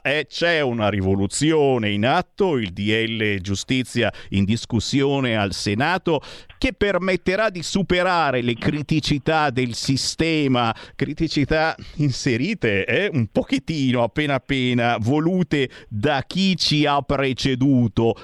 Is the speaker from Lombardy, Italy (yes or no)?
yes; Lombardy, Italy; io sono lombardo